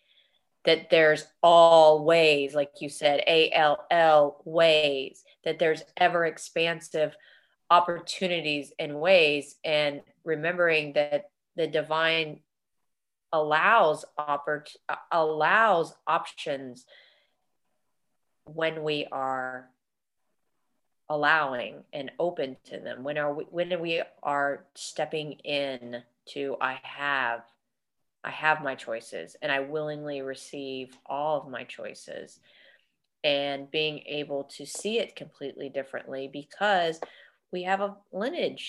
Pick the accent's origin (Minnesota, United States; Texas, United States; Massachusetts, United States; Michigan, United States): Texas, United States; we're from Texas